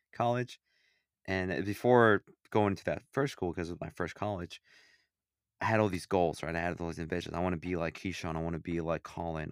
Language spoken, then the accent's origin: English; Illinois, United States; I'm from Illinois